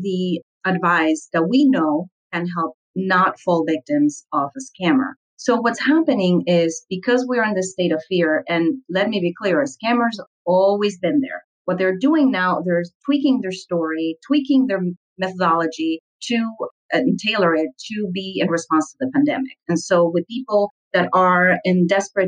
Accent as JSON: {"language": "English", "region": "Lima", "country": "Peru", "tie": "born or raised there", "said": "I grew up in Lima, Peru, and I was the daughter of a medical doctor"}